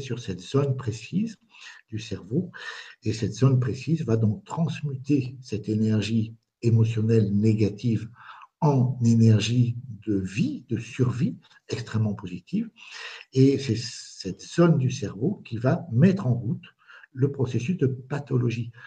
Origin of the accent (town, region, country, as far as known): France; moved away as an adult; also born or lived in Spain; now in Bazas, France